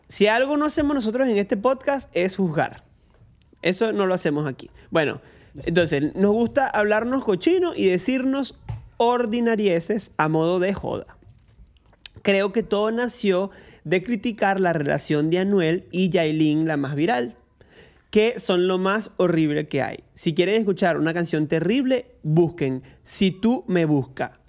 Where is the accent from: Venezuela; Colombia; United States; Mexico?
Venezuela; now in Argentina; me pueden ver como un venezolano en Argentina promedio